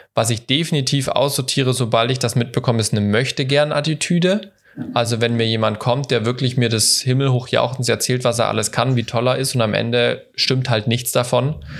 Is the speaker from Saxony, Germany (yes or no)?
no; Ludwigsburg, Baden-Württemberg, Germany; bei Ludwigsburg, bei meiner Heimatstadt